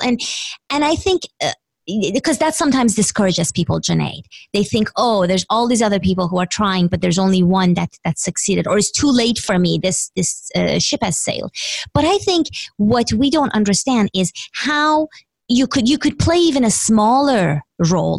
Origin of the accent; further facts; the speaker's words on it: Iran; English is a second language; moved away; I grew up in Iran, and the only board game we would play, well, my parents would play, and we would watch them because I didn't speak English when I was younger